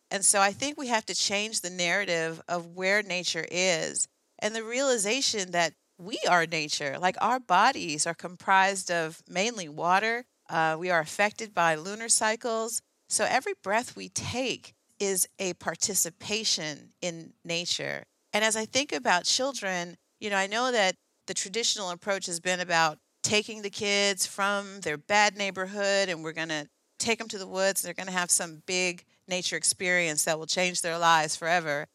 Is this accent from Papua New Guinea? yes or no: no; Oakland, California, United States; back home in Oakland, I grew up in the Oakland Hills, right there in the Redwoods